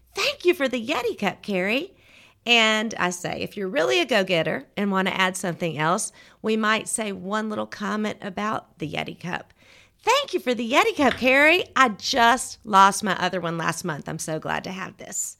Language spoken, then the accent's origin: English; Georgia, United States; moved away as an adult; also born or lived in Auburn, Alabama / Atlanta, Georgia / Crestline, Alabama; now in Birmingham, United States; I'm from Georgia. I grew up in Georgia